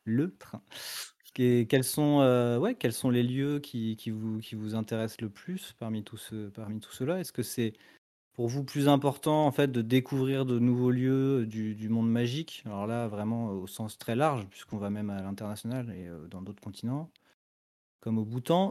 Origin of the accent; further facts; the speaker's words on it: France; qu'on est français et pas et pas américain